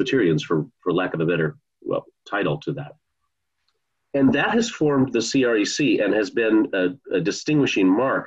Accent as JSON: {"language": "English", "town": "Bellevue", "region": "Washington", "country": "United States", "tie": "born or raised there", "also_born_or_lived": "Annapolis", "moved": "as an adult", "said": "I grew up in the Bellevue area and didn't grow up in a Christian home"}